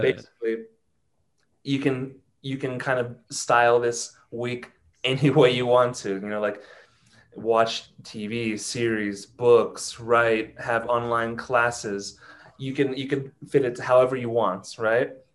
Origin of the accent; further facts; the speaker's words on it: Ohio, United States; first language English; moved away as an adult; now in Mexico City, Mexico; I am from Ohio, but I live in Mexico City. I've lived here for seven years now.